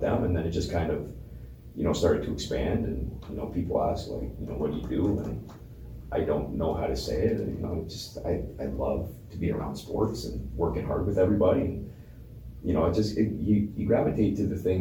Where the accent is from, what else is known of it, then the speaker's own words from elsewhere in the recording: Windsor, Ontario, Canada; I am from Windsor